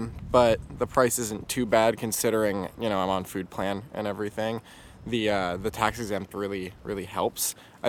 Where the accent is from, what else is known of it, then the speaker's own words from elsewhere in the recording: United States; moved away; I'm from America